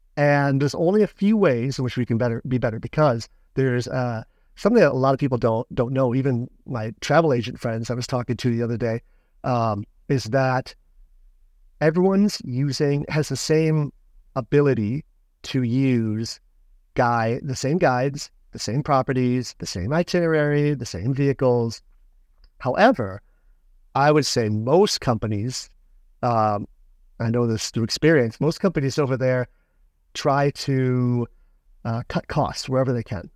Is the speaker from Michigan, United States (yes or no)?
yes; Michigan, United States; moved away as an adult; my father's place, you know, where I grew up in Michigan.